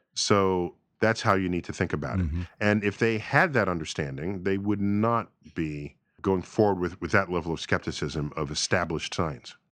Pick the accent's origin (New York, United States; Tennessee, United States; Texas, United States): New York, United States; New York City; growing up in New York City